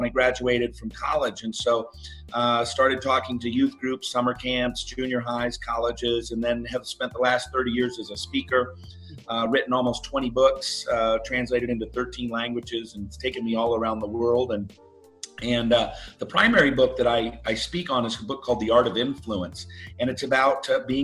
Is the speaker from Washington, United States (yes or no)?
yes; Seattle, Washington, United States; I grew up in the Seattle area